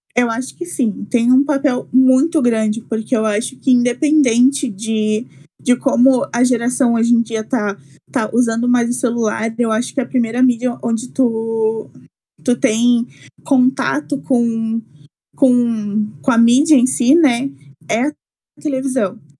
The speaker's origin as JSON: {"language": "Portuguese", "town": "Esteio", "region": "Rio Grande do Sul", "country": "Brazil", "moved": "as an adult", "lives_now": "São Borja, Brazil", "said": "sou de Esteio, é uma cidade bem pequenininha que fica perto de Porto Alegre"}